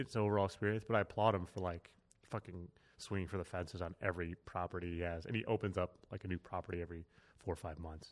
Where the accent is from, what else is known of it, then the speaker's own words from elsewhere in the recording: Connecticut, United States; moved away; I'm originally from Connecticut, married in Connecticut, which is kind of near Hartford, like in the center of the state.